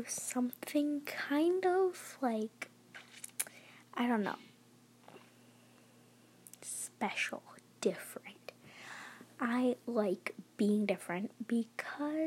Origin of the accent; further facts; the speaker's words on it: Michigan, United States; I am from Michigan